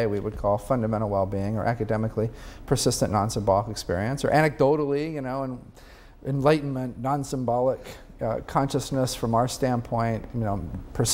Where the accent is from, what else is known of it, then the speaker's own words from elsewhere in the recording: Peoria, Illinois, United States; I was having dinner at my hometown, Peoria, Illinois, with my mom.